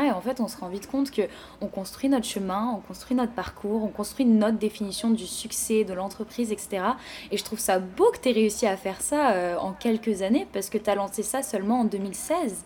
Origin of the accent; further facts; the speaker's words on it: France; now in Montreal, Canada; je viens de France